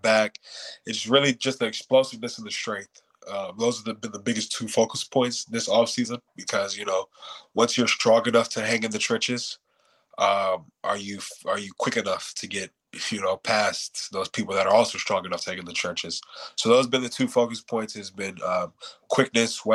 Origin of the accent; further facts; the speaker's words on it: New York City, New York, United States; moved away as an adult; also born or lived in Hayward, California; I was born in Brooklyn